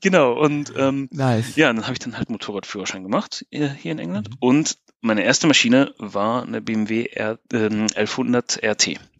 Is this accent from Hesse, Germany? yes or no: no; Bochum, North Rhine-Westphalia, Germany; moved away as an adult; also born or lived in Bristol; now in Wales, United Kingdom; Ich bin Deutscher, ja, genau. Ich komme eigentlich aus Bochum. Eigentlich aus dem, aus dem tiefsten Ruhrgebiet